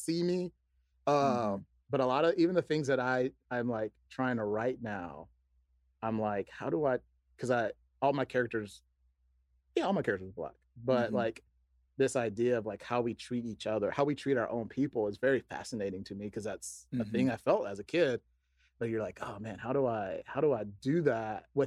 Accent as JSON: {"language": "English", "town": "Atlanta", "region": "Georgia", "country": "United States", "tie": "born or raised there", "also_born_or_lived": "Chicago", "moved": "yes", "said": "growing up where I grew up in Atlanta, it was rough"}